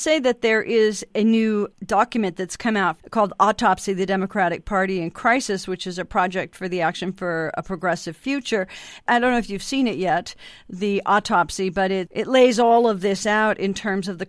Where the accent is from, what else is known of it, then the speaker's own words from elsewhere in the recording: Montana, United States; I'm from Montana